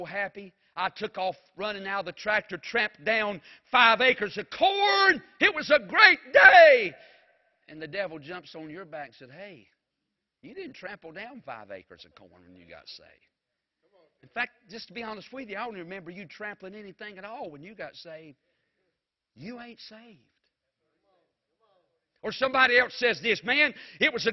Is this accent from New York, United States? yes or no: no; Mount Airy, North Carolina, United States; I was from Mount Airy